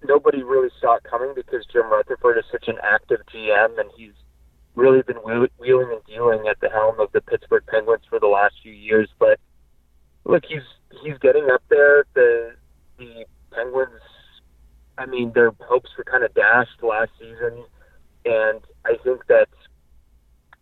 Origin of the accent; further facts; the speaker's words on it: Montreal, Quebec, Canada; I was born in Montreal